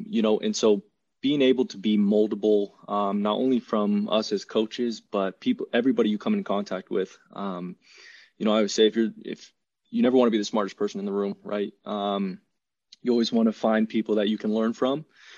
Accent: Chattanooga, Tennessee, United States; also born or lived in California; A little background about me. I'm actually originally from California. A lot of people don't know that, but moved to Tennessee when I was, I think, 6 or 7. So at a young age, and actually spent most of my life in Chattanooga, Tennessee.

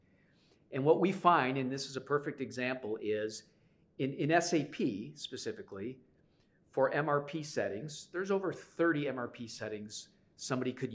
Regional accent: Chicago, Illinois, United States; I'm from Chicago

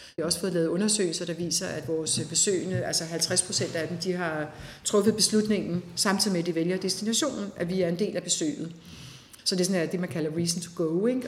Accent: Denmark; Vi har alle sammen som danskere

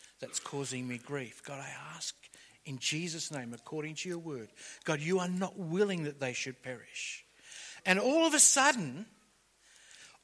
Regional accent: Liverpool, New South Wales, Australia; We grew up around the Liverpool area and it was the electorate of Gough Whitlam

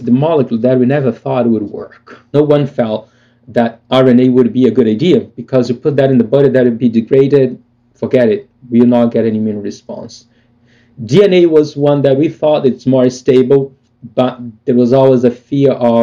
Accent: Brazil; moved away; growing up in Brazil

